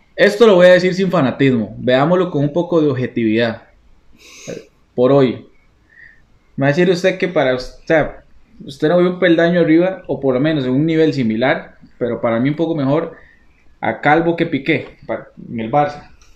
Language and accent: Spanish; Costa Rica; also born or lived in Panama; soy tico